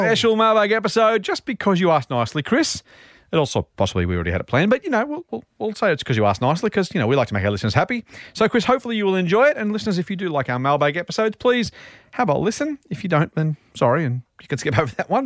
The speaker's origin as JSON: {"language": "English", "country": "Australia", "said": "I'm Australian and we live here"}